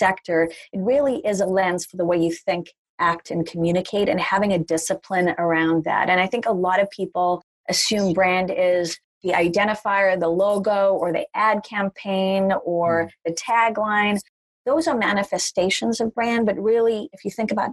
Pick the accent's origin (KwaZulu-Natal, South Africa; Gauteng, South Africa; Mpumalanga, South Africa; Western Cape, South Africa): KwaZulu-Natal, South Africa; Durban; also born or lived in Potchefstroom, South Africa; now in New York, United States; I was born in a very small town in South Africa called Potchefstroom, which had one traffic light, and grew up in Durban, South Africa.